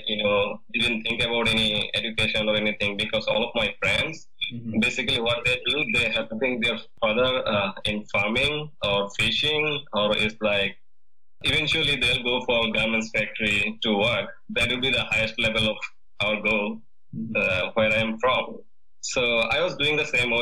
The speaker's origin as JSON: {"language": "English", "region": "Mymensingh Division", "country": "Bangladesh", "tie": "born or raised there", "moved": "as an adult", "lives_now": "United States", "said": "I born and raised in a countryside which is 20 kilometers away from my Mansingh town"}